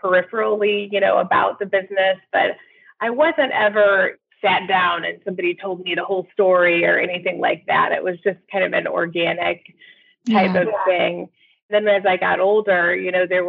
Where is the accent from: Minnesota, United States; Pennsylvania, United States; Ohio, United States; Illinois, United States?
Illinois, United States; Peoria; I grew up in Peoria, Illinois, where I live today